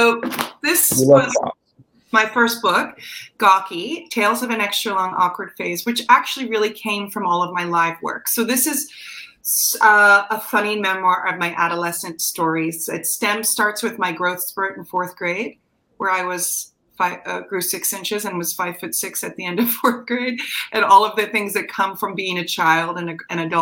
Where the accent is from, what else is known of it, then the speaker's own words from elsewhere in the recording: New Jersey, United States; accent: slight Jersey; my slight Jersey accent